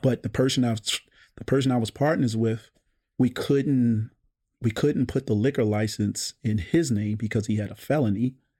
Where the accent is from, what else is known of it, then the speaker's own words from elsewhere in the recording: Baltimore, Maryland, United States; I grew up in Park Heights